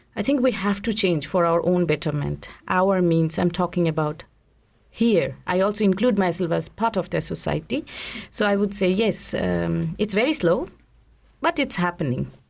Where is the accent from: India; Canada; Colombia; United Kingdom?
India; now in Switzerland; I grew up in India